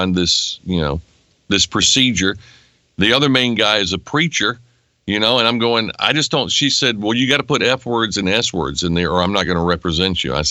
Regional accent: Nashville, North Carolina, United States; now in Nashville, United States; I enjoyed growing up in a small town

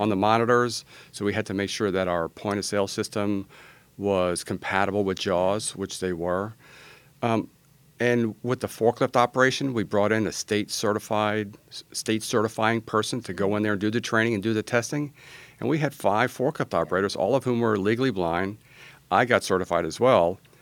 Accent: New York, United States; also born or lived in Virginia / San Antonio, Texas; now in Austin, United States; I was born in New York

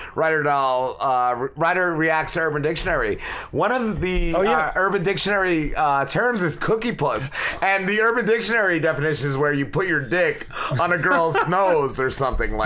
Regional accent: New Jersey, United States; now in Tuckerton, United States

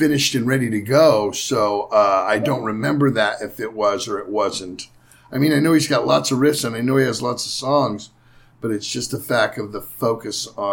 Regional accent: Bay Area, California, United States; from where we grew up to everywhere in the Bay Area

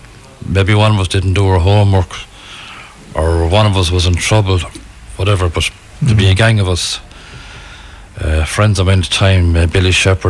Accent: Galway, Connacht, Ireland; I'm also from Finbarr's Terrace, where Rita's from.

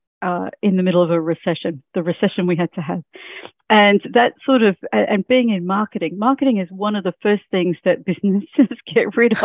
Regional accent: Mackay, Queensland, Australia; also born or lived in Rockhampton; now in Sunshine Coast, Australia; I actually was born and bred in Mackay

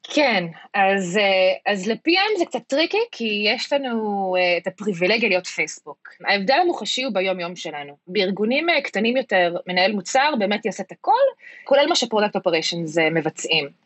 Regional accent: United States; moved away as an adult; now in Israel; חזרתי לארץ מארצות הברית לפני כמה שנים, אחרי שגדלתי שם וחייתי שם כמעט 20 שנה, שם גם גדלתי ולמדתי רוב חיי.

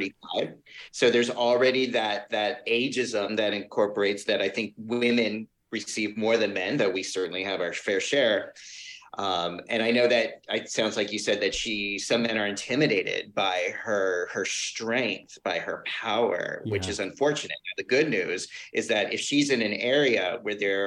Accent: New York, United States; I'm a New Yorker

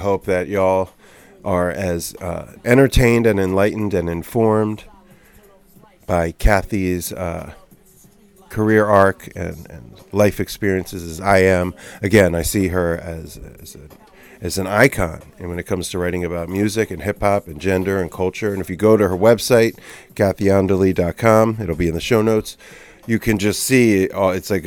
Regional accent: Cherry Hill, New Jersey, United States; I'm from Jerseydelphia, so like Cherry Hill area

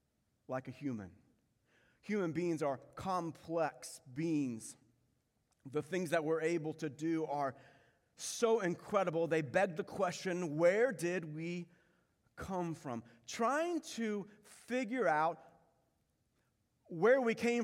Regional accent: Pensacola, Florida, United States; I was born in Pensacola, Florida

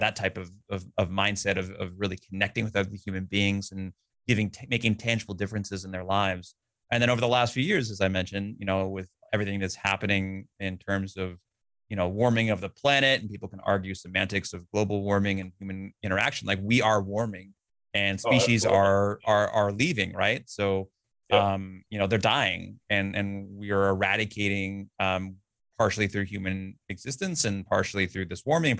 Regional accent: California, United States; my house growing up in California

